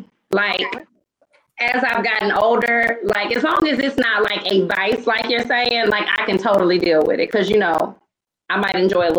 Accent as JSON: {"language": "English", "region": "the South", "country": "United States", "said": "See, I'm from the South, so it might be meat in my side."}